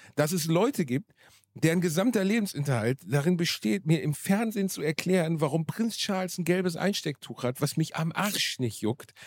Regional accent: Gelsenkirchen, North Rhine-Westphalia, Germany; in meiner Heimatstadt in einem kleinen, in einem kleinen Club, dem Wohnzimmer Gelsenkirchen

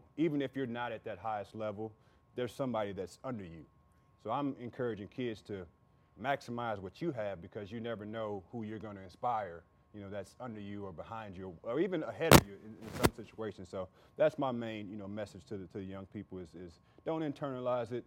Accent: St. Louis, Missouri, United States; we're from St. Louis

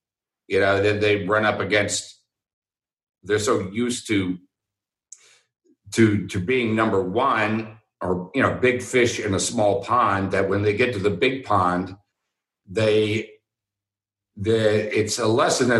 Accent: Houston, Texas, United States; I went there because I grew up in Houston

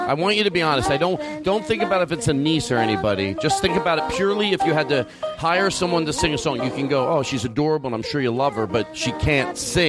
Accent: Philadelphia, Pennsylvania, United States; now in California, United States; I grew up in Philadelphia, and, there were Wawas there, and I always liked the Wawas.

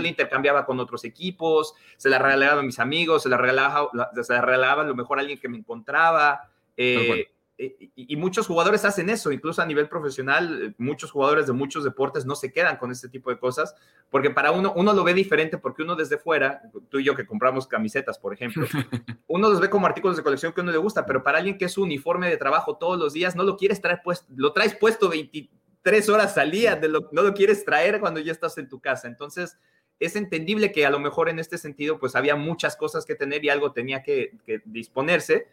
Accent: Mexico; now in United States; yo nací en México, crecí en México, ahora vivo en los Estados Unidos

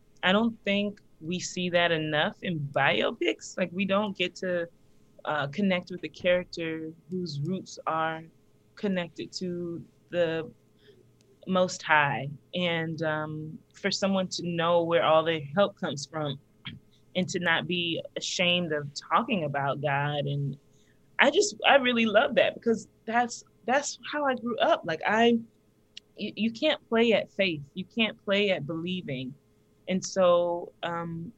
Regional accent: the South, United States; I'm from the South

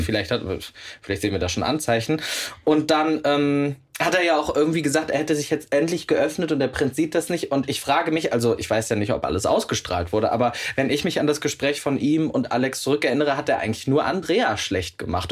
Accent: Meerbusch, North Rhine-Westphalia, Germany; now in Cologne, Germany; bin ja zugezogener Kölner und das auch mit Leib und Seele und würde mich auch als Herzkölner beschreiben. Ich komme ja aber gebürtig aus Meerbusch. Das ist quasi Düsseldorf.

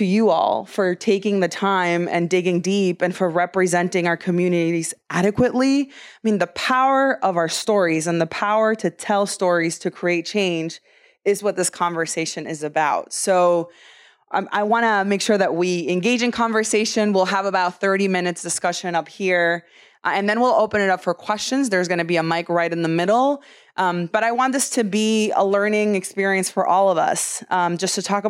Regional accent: United States; I grew up undocumented in the United States.

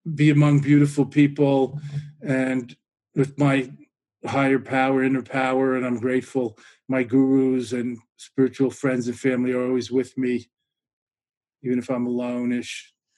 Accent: New York, United States; now in near Boston, United States; being a New Yorker originally

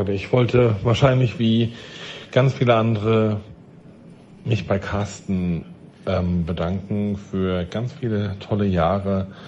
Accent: Germany; Ähm, ich komme zwar nicht aus Hamburg, aber aus der Nähe.

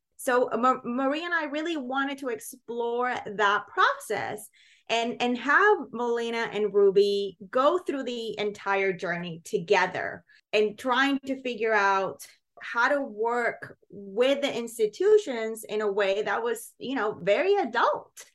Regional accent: Puerto Rico; moved away as an adult; now in United States; as a teen growing up in Puerto Rico.

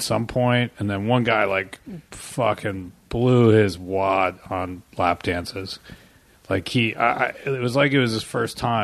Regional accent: Port Moody, British Columbia, Canada; we lived in Port Moody. We were in like a suburb of Vancouver

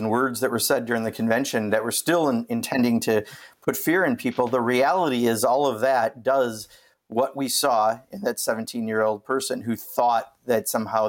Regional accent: Kenosha, Wisconsin, United States; it's my hometown. I grew up there

